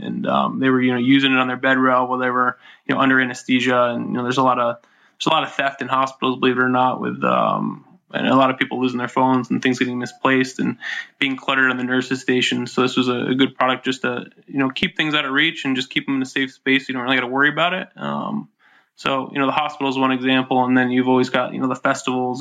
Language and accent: English; upstate New York, United States; I grew up in upstate New York